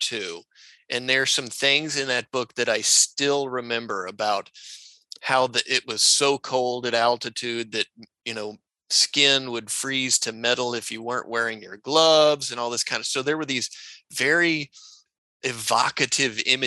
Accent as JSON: {"language": "English", "town": "Austin", "region": "Texas", "country": "United States", "tie": "born or raised there", "said": "I grew up in Austin, Texas"}